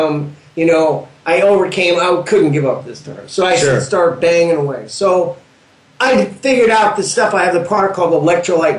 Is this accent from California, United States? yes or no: yes; Southern California, United States; we're from SoCal